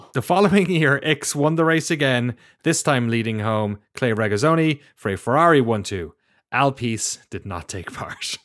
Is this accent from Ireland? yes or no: yes; Ireland; Growing up in Ireland and having like being exposed to a lot of BBC